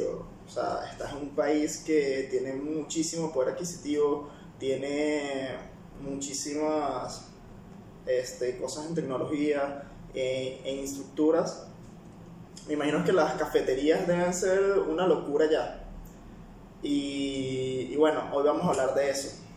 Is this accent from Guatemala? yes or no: no; Peru; Yo que vengo particularmente de Perú, tanto los clientes como la tecnología en el café, este, el mismo proceso que se puede encontrar en cada cafetería, siendo un país productor, era bastante básico, bastante normal, comparado con los de acá.